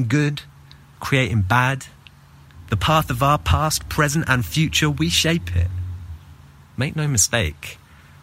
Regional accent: London, United Kingdom; now in Athens, Greece; I'm from London, but currently based in Athens, Greece.

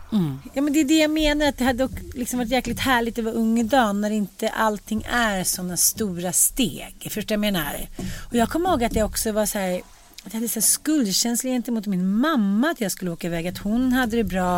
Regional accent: Sweden; also born or lived in United States; man har kvar sina svenska rötter och sina svenska ändå så här man har en sorts förpliktelse som svensk

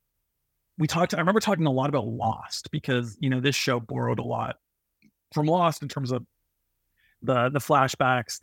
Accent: Toronto, Ontario, Canada; I'm a nobody from Toronto, Canada

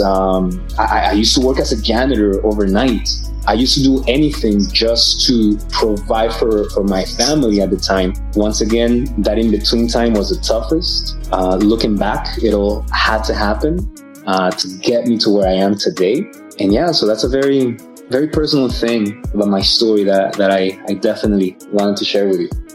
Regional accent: Atlanta, Georgia, United States; also born or lived in Mexico City, Mexico; Grew up in Atlanta, Georgia. So ATL, that's my hometown

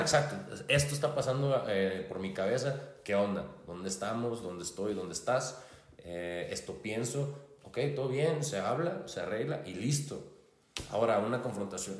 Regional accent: Hermosillo, Sonora, Mexico; soy de Hermosillo, Sonora

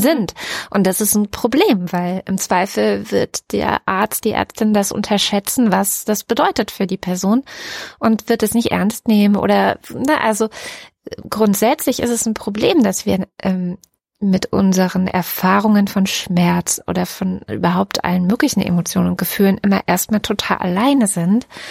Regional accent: Germany; hier bei uns in Deutschland

